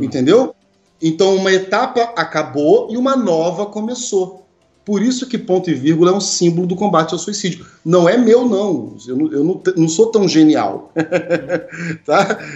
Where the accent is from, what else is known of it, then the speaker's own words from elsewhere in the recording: Brazil; nós brasileiros